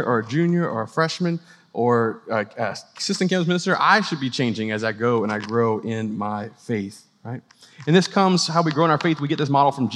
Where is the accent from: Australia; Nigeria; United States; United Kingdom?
United States; New Orleans, Louisiana; now in Clemson, United States; I grew up in New Orleans